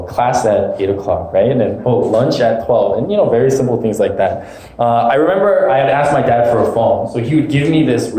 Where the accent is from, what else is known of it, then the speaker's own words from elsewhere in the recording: Alaska, United States; moved away as an adult; now in California, United States; growing up in Alaska most of my life